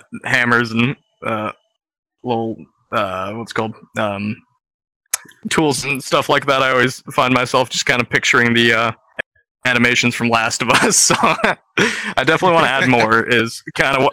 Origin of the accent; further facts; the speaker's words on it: Canada; I'm Canadian